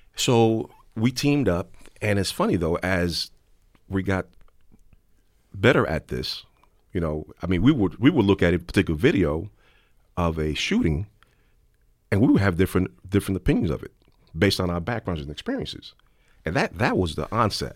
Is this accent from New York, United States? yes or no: yes; New York City, New York, United States; when I was growing up in the South Bronx